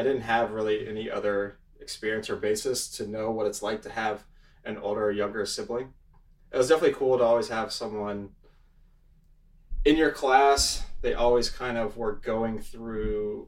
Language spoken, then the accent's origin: English; Alpharetta, Georgia, United States; also born or lived in Auburn, Alabama; Born and raised in Alpharetta, Georgia. I have a twin sister. Grew up there my whole life